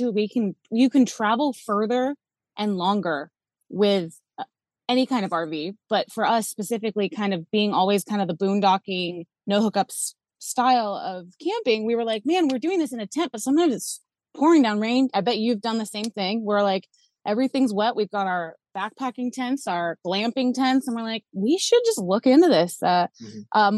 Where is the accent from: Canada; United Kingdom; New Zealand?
New Zealand; moved away; also born or lived in Arizona, United States / Alaska, United States; Um so I was born in Arizona, left there pretty young, uh, uh, did some growing up formative years in New Zealand and uh, then came back here spent a little bit of time in alaska